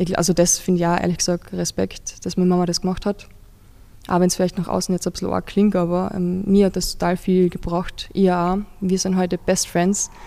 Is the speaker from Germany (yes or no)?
no; Carinthia, Austria; now in Vienna, Austria; ich wohne in Kärnten